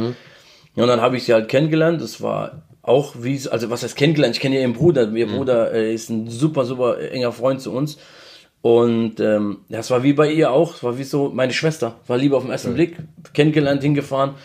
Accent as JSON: {"language": "German", "town": "Mannheim", "region": "Baden-Württemberg", "country": "Germany", "accent": "Mannheim dialect", "said": "ich komme aus Mannheim"}